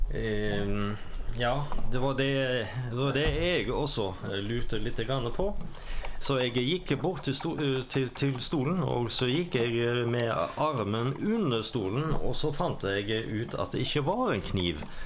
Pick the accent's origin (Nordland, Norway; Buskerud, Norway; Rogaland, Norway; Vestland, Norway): Vestland, Norway; Bergen; jeg er fra Arna.